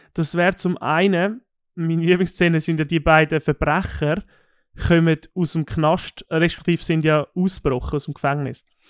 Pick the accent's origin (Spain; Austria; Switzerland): Switzerland; bei uns in der Schweiz